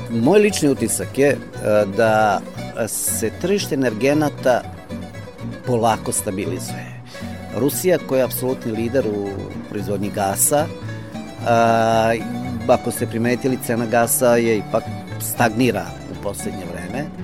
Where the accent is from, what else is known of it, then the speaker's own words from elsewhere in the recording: Serbia; kod nas u Srbiji.